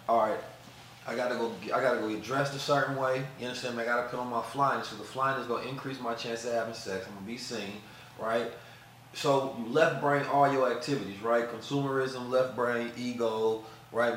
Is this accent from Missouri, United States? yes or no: yes; St. Louis, Missouri, United States; also born or lived in Oakland, California; growing up in St. Louis, you know, terrible environments and situations